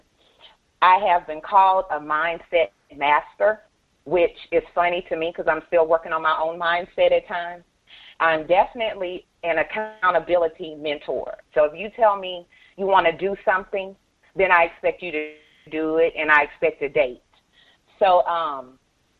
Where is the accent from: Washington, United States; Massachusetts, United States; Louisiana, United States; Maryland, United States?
Louisiana, United States; I'm from Louisiana